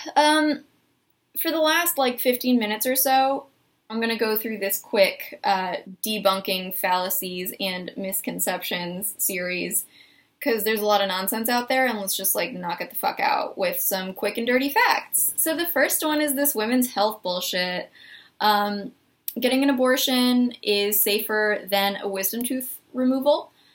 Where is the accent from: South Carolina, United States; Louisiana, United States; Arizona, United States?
Arizona, United States; moved away; I'm from Arizona